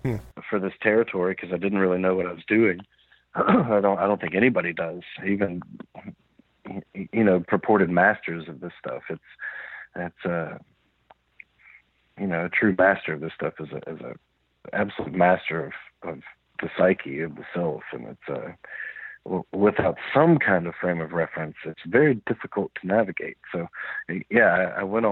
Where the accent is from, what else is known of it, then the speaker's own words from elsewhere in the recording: the South, United States; I was raised in the South where, as you know, psychedelic mushrooms are kind of an afterthought